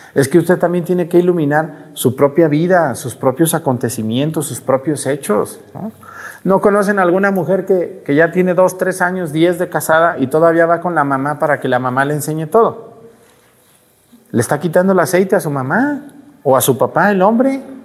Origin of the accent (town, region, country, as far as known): Mexico